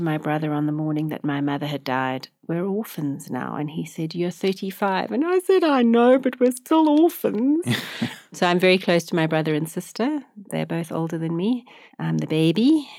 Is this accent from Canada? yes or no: no; Johannesburg, Gauteng, South Africa; I grew up in Johannesburg, went to school in Johannesburg, went to university at Wits University.